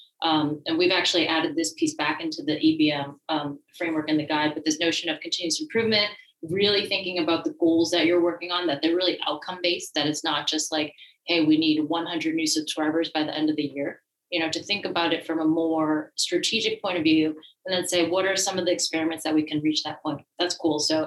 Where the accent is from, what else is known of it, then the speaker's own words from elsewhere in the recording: Massachusetts, United States; also born or lived in France; I am originally from the Massachusetts area